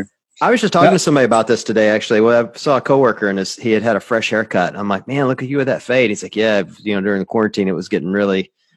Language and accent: English; Tupelo, Mississippi, United States; throwing down at the gym there in Tupelo, Mississippi, which is my hometown.